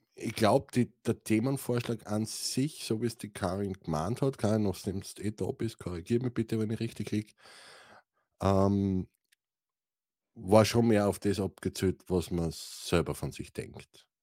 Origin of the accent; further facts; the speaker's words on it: Styria, Austria; ich komme aus der St. Eiermark, einem wunderschönen Österreich